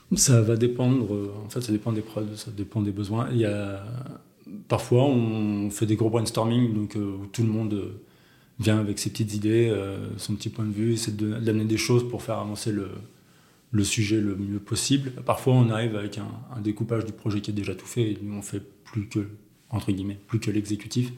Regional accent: Auvergne-Rhône-Alpes, France; moved away as an adult; also born or lived in Paris; je suis auvergnat

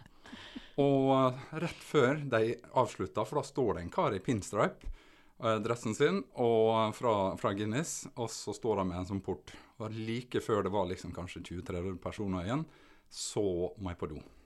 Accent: Sunnmøre, Møre og Romsdal, Norway; also born or lived in Vigra / Ålesund / Oslo; som sunnmøring så går du mye i fjella, Sunnmørsalpene

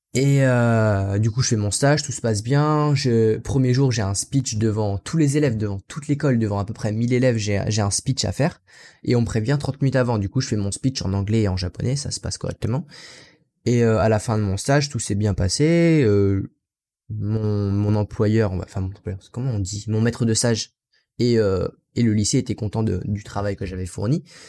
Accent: France; also born or lived in Aichi, Japan; Je suis français. Je suis pas natif anglophone

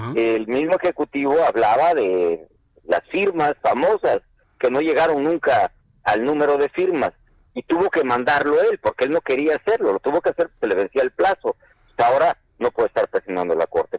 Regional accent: Mexico; soy mexicano

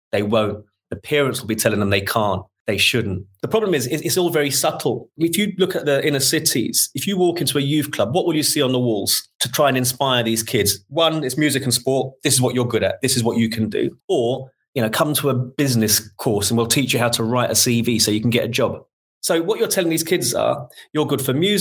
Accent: London, United Kingdom; born and bred in Shepherd's Bush

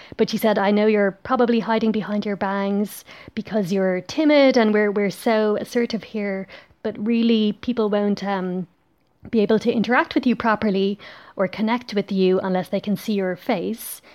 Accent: Ireland; now in Belgium

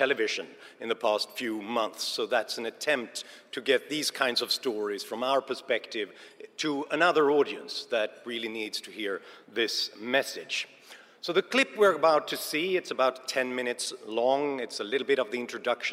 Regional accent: Sweden; I'm from Sweden

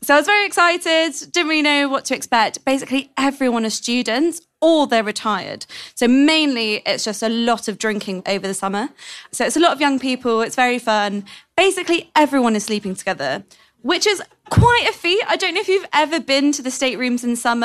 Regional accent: London, United Kingdom; I'm from London

